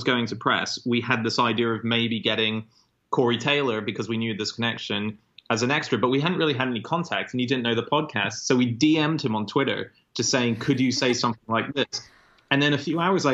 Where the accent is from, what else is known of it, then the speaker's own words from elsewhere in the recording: Hong Kong; I was born and raised in Hong Kong